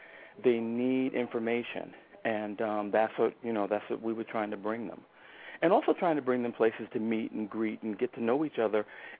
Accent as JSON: {"language": "English", "region": "New York", "country": "United States", "said": "Yes, I'm originally from New York. Have bounced around quite a bit being in the military."}